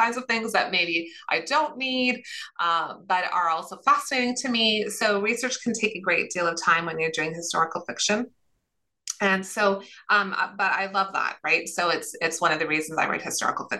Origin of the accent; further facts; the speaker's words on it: Sudbury, Ontario, Canada; I grew up in Sudbury, Ontario, so about 3.5 hours north of Toronto, and to Finnish parents